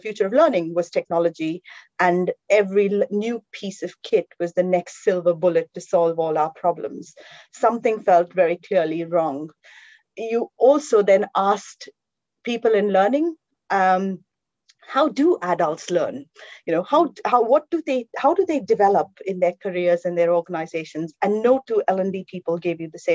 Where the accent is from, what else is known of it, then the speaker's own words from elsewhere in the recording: India; now in London, United Kingdom; I am from India.